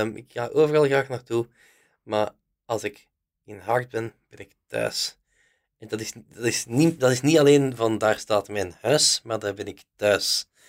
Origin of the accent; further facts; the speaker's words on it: Haacht, Flanders, Belgium; ik van Haagd ben, ik ken veel volk, veel mensen kennen mij